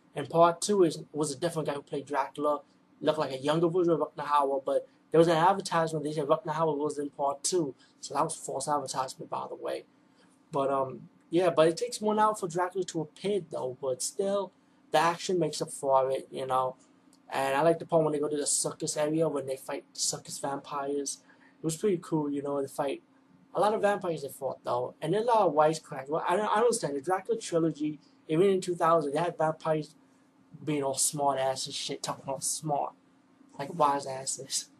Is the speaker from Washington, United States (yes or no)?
no; New York City, New York, United States; I'm from the East Coast, from the Bronx of New York.